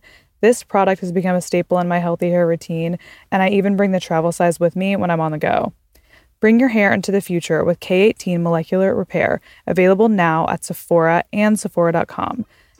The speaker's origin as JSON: {"language": "English", "region": "Texas", "country": "United States", "tie": "born or raised there", "said": "I grew up in Texas and I went to college in Texas. Like Texans, we're kind of wild."}